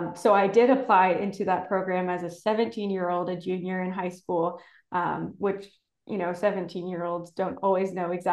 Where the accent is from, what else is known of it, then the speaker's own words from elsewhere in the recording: Diller, Nebraska, United States; I grew up outside of Diller on a ranch